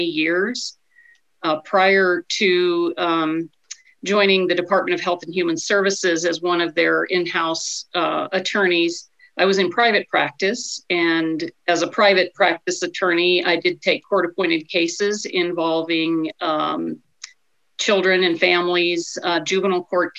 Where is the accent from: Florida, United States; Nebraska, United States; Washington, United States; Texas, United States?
Nebraska, United States; Clarkson; also born or lived in San Diego, California / Albany, New York / Northeast Georgia / Ord, Nebraska; I'm a native Nebraskan. I grew up in Clarkson, Nebraska.